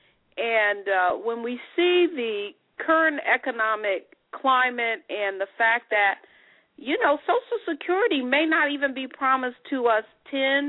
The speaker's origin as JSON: {"language": "English", "town": "Detroit", "region": "Michigan", "country": "United States", "said": "I am from Detroit, Michigan"}